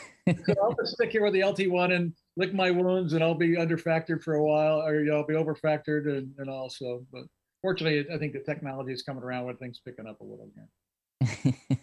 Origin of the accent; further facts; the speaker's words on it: Indianapolis, Indiana, United States; moved away as an adult; also born or lived in Lima, Ohio / Pittsburgh, Pennsylvania / Connecticut; now in Raleigh, United States; I was born and raised in Indianapolis. And most people don't know that I grew up in Indy.